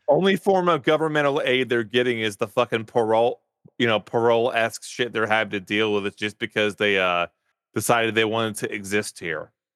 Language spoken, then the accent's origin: English; Farmersville, Texas, United States; I grew up in Farmersville, Texas.